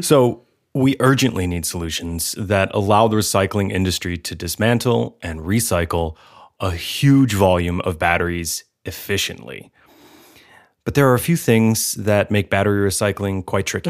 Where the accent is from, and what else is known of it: United States